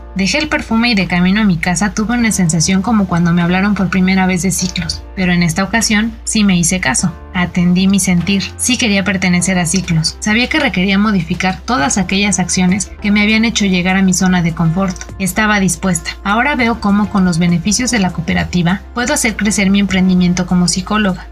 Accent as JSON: {"language": "Spanish", "town": "Zapotlán de Juárez", "region": "Hidalgo", "country": "Mexico", "said": "soy del municipio de Zapotlán de Juárez en el estado de Hidalgo"}